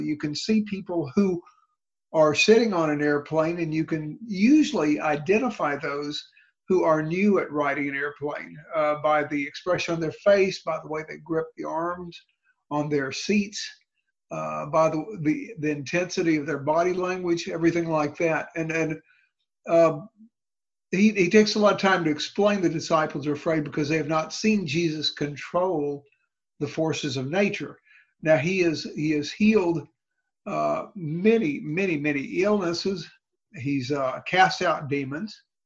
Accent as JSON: {"language": "English", "town": "Houston", "region": "Texas", "country": "United States", "tie": "born or raised there", "said": "I grew up in the Heights in the city of Houston"}